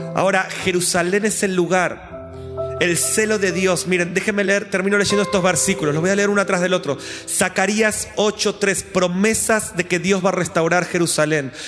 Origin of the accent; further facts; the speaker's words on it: Argentina; Como argentinos